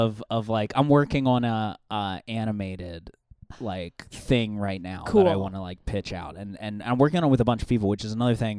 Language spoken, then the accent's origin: English; Pennsylvania, United States; also born or lived in Baltimore, Maryland; I grew up there, but as soon as it was time to start going to school, we moved to Pennsylvania.